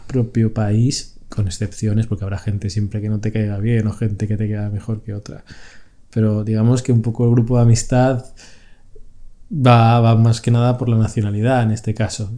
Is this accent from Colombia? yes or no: no; Madrid, Community of Madrid, Spain; moved away as an adult; also born or lived in Barcelona; now in Italy; somos de Madrid, estamos en una ciudad que no era nuestra